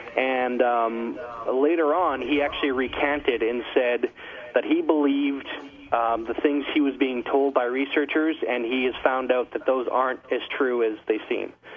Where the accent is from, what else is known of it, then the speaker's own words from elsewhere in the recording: Canada; speaking as a Canadian